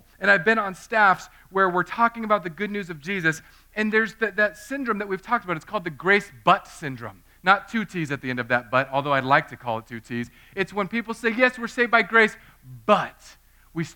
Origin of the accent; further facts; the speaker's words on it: Southern California, United States; I grew up in Southern California.